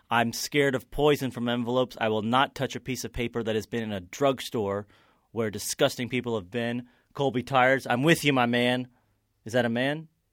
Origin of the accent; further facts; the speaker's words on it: Kentucky, United States; growing up in Kentucky